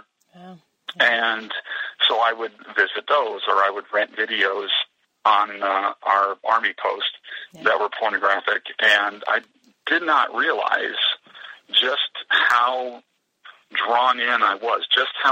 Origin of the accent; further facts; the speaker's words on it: Pennsylvania, United States; my hometown back here in the East, in Pennsylvania